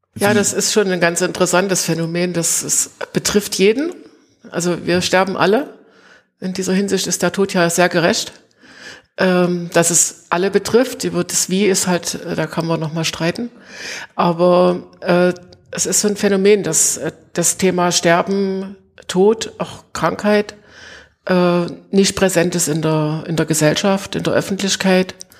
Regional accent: Greiz, Thuringia, Germany; moved away as an adult; now in Plauen, Germany; Ich bin gebürtig in Greiz, es ah, gehört ja. auch zum Vogtland ja. und bin aber nach dem Studium äh, hier in Plauen gelandet

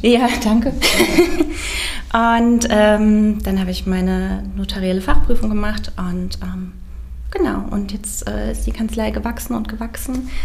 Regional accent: Bad Arolsen, Hesse, Germany; also born or lived in Göttingen / Valencia, Spain; ich komme aus Nordhessen, aus Arolsen

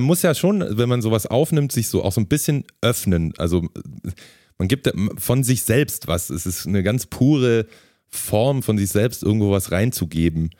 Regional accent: Ulm, Baden-Württemberg, Germany; ich komme aus Ulm, ist auch in der Region

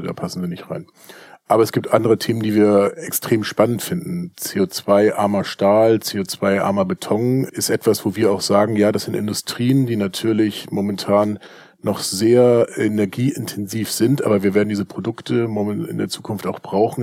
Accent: Hamburg, Germany; bei uns in Hamburg

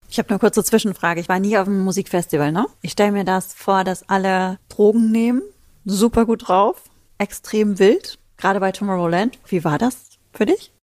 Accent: Ruhr area, North Rhine-Westphalia, Germany; bei uns im Ruhrpott sagt man Kirmes

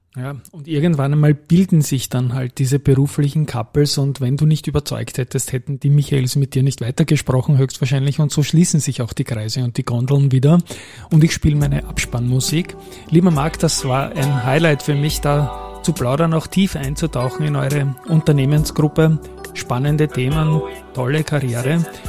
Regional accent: Austria; als Österreicher

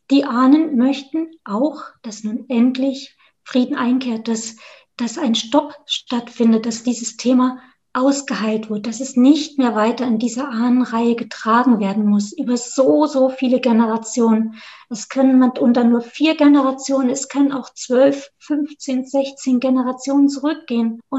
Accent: Thuringia, Germany; ursprünglich komme ich aus Südthüringen, mhm. so ganz nah an der bayerischen Grenze. Und das ist das Dolmerland zwischen Thüringerwald und der Rhön. Das ist meine eine Heimat

